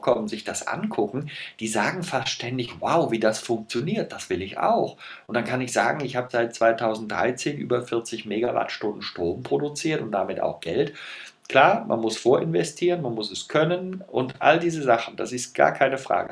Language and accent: German; Rhineland, Germany; wir sind beide Rheinländer